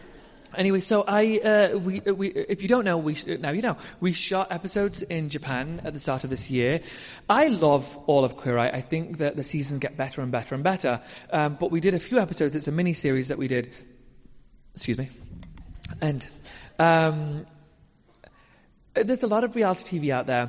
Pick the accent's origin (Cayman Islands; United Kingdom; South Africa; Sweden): United Kingdom; now in United States; our competition shows are a little different from American competition shows